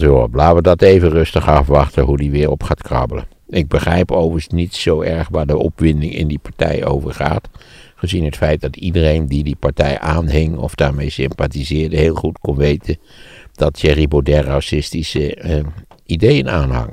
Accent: Netherlands; ik was een typische Nederlander

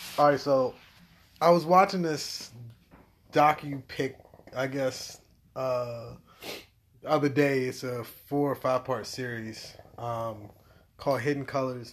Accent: United States; I'm from America.

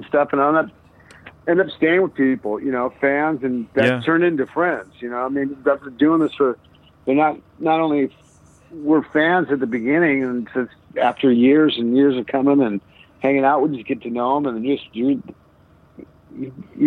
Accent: Seattle, Washington, United States; also born or lived in Los Angeles / Chicago; now in California, United States

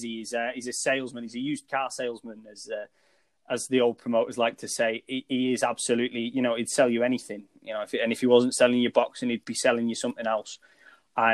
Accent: United Kingdom; I think my fan bias and being a British fight fan probably picked Dillian Whyte

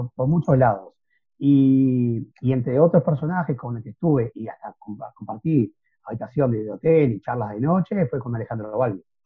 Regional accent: Montevideo, Uruguay; en mi barrio, que es el barrio Cordón, donde yo nací

